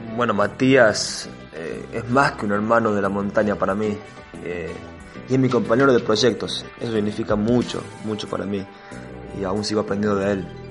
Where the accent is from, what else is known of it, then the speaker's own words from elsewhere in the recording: Tucumán, Argentina; como tucumano soy afortunado